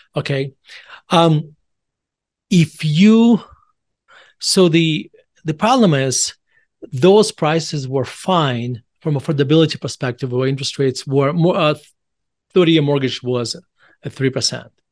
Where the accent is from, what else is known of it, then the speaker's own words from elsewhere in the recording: Russia; now in Denver, United States; I was born in Russia, and I moved, my whole, my, my whole family moved to United States in December nineteen ninety-one.